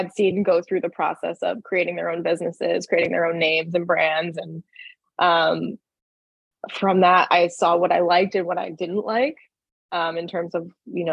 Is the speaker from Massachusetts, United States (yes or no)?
yes; Boston, Massachusetts, United States; I'm from Massachusetts. Like, I'm very proud to be a Bostonian.